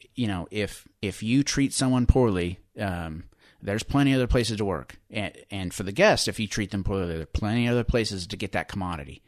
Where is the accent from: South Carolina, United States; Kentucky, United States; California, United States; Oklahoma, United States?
Oklahoma, United States; Western; I grew up in Western Oklahoma